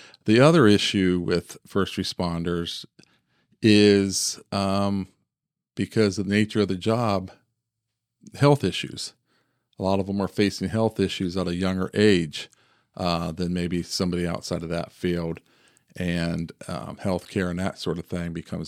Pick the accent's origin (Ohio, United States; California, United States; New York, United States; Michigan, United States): Ohio, United States; I grew up here in Central Ohio, graduated from Heath High School.